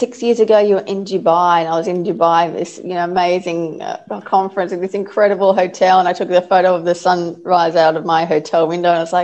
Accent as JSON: {"language": "English", "town": "Sydney", "region": "New South Wales", "country": "Australia", "tie": "born or raised there", "moved": "as an adult", "lives_now": "Melbourne, Australia", "said": "I grew up in Sydney"}